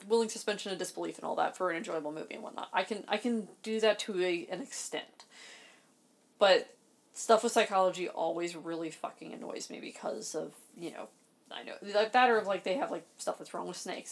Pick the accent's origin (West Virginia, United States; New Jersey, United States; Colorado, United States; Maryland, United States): Maryland, United States; I grew up in Maryland